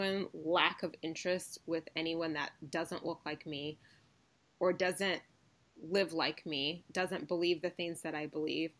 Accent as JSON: {"language": "English", "town": "Ann Arbor", "region": "Michigan", "country": "United States", "said": "I'm from Ann Arbor."}